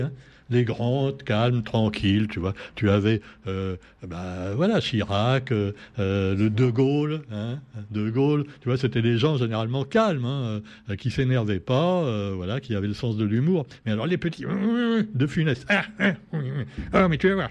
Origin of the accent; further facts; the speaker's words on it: France; on est français